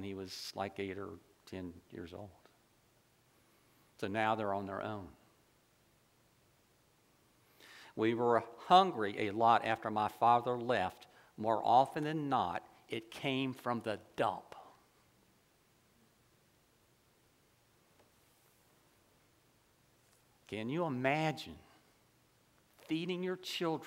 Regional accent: Ocala, Florida, United States; I grew up in Ocala

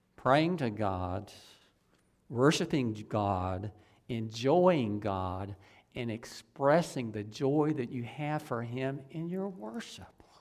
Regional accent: Ocala, Florida, United States; I grew up in Ocala on one of the side streets, right by the, the run, street that runs right behind the Catholic Church in Ocala. I, I lived there until I was about nine years old.

